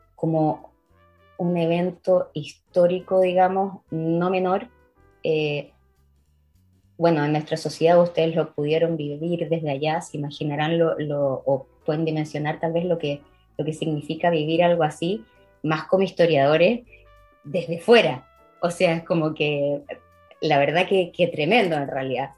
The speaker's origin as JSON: {"language": "Spanish", "country": "Chile", "tie": "born or raised there", "also_born_or_lived": "Israel / Edinburgh", "moved": "as an adult", "said": "yo estudié en el Instituto Hebreo, en la época en el que colegio, en el que mi colegio se hablaba hebreo"}